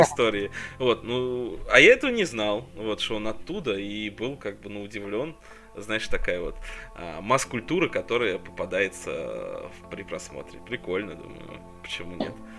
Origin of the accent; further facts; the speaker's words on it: Tula, Tula Oblast, Russia; откуда я родом